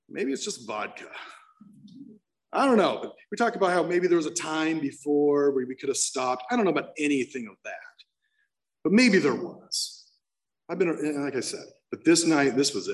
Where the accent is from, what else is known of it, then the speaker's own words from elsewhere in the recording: San Clemente, California, United States; I ended up in rehab in Laguna Beach because I'm from San Clemente